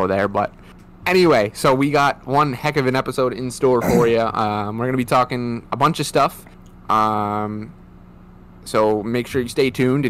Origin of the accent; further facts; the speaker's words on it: Rhode Island, United States; But we are both from Rhode Island. Well, I'm still in Rhode Island.